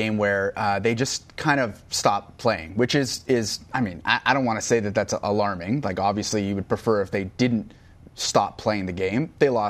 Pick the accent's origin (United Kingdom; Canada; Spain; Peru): Canada; I grew up, you know, worshiping legends of the game like so many Canadians around this country.